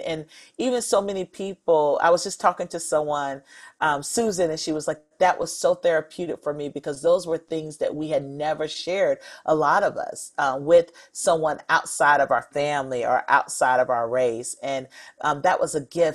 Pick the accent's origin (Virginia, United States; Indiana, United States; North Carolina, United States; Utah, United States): North Carolina, United States; I grew up in North Carolina